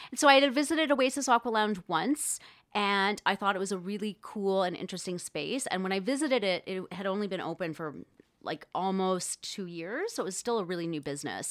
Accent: Thunder Bay, Ontario, Canada; I grew up in Thunder Bay, Ontario

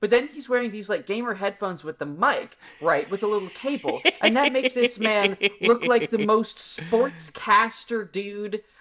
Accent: Chapel Hill, North Carolina, United States; I'm from Chapel Hill

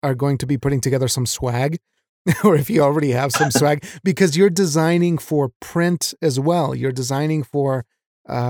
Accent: Mexico; moved away; I was raised in Mexico

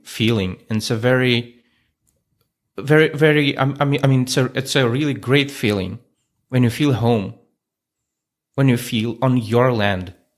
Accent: Moscow, Russia; moved away as an adult; now in Ukraine; I was growing up in Moscow, in the capital

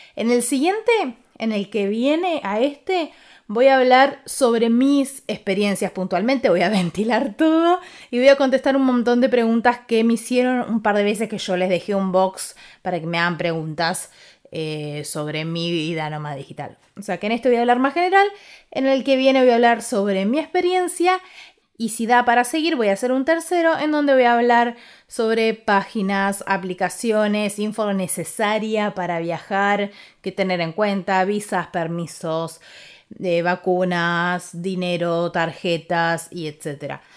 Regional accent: Ushuaia, Tierra del Fuego, Argentina; now in Buenos Aires, Argentina; me fui a Ushuaia, que es de donde soy yo

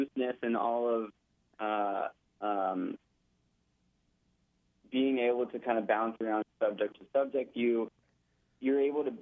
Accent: Austin, Texas, United States; also born or lived in Florida; I'm here now in Austin, Texas, my hometown

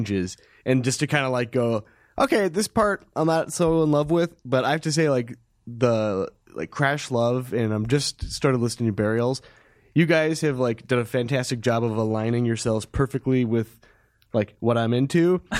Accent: Midwest, United States; we are naive people from the Midwest.

